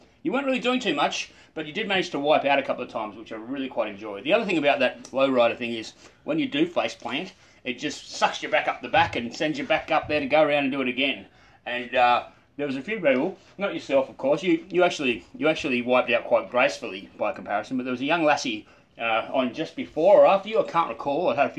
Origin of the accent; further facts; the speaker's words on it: Canberra, Australian Capital Territory, Australia; I love seeing a bloke who was born and raised in the Canberra-Queanbeyan area go surfing. I love it because it doesn't come naturally to us.